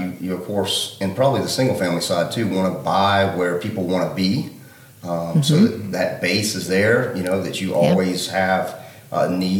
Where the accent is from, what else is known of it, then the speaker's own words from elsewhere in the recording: Charleston, South Carolina, United States; also born or lived in Miami Beach, Florida; I'm from West Ashley.